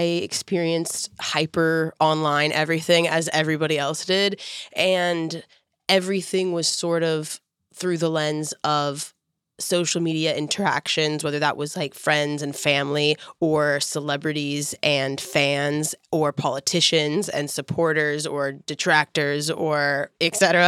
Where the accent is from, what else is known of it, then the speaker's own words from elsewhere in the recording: Houston, Texas, United States; moved away; I was from Houston, and I felt like I could connect with people that were like from all over.